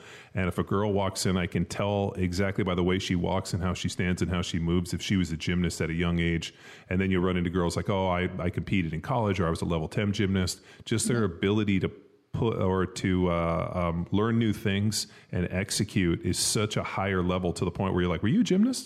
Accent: Southern California, United States; I grew up in Southern California, like we grew up in a pool and went to the beach all the time

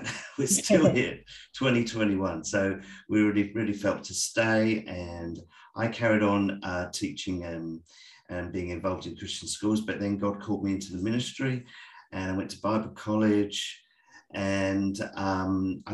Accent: south of England, United Kingdom; moved away as an adult; now in Australia; I'm English. I grew up in the south of England

